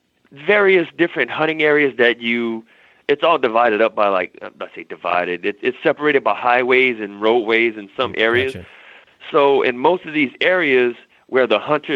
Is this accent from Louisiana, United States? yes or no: yes; South Louisiana, United States; moved away as an adult; now in California, United States; I'm from South Louisiana. People do ride horses, but like my family and where I was from, we drove boats